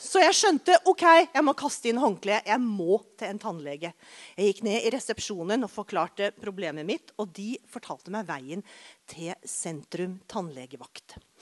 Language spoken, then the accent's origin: Norwegian; Arendal, Agder, Norway; tannlegen min hjemme i Arendal